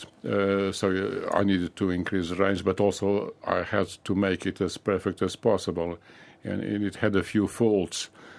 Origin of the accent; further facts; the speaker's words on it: Lisbon, Portugal; now in United Kingdom; I was born in Lisbon.